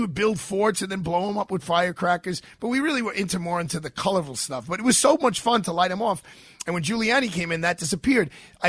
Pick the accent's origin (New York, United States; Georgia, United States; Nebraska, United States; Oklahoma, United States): New York, United States; New York City; I grew up with fireworks in Brooklyn